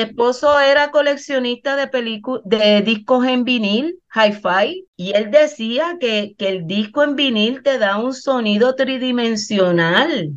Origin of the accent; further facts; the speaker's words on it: Puerto Rico; no somos los puertorriqueños